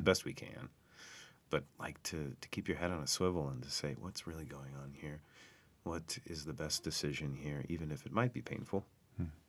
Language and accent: English; United States; what I've been taught as an American, as a kid growing up